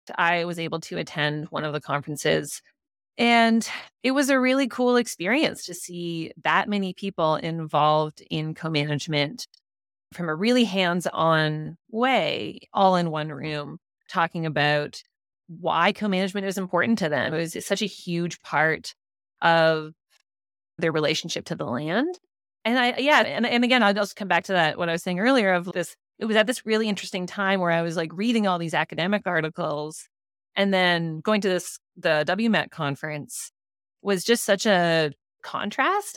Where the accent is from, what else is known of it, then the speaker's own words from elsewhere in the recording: Whitehorse, Yukon, Canada; I grew up in Whitehorse, and my dad was really involved in co-management